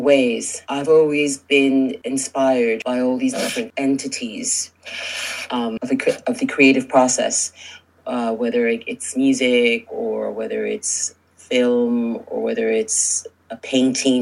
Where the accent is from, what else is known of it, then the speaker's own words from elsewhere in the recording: New York City, New York, United States; I'm from New York originally, born and raised in New York City. I'm the daughter of Cuban immigrants.